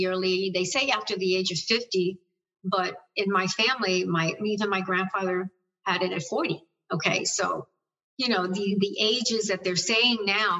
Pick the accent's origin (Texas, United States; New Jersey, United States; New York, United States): New York, United States; I'm a New Yorker